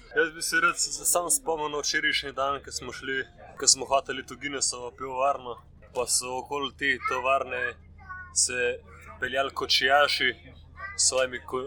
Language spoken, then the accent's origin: Slovenian; Slovenia; smo turisti iz Slovenije